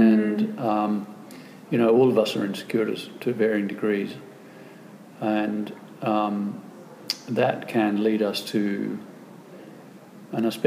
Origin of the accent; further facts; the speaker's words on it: Australia; I'm from Australia, we don't have any high mountains.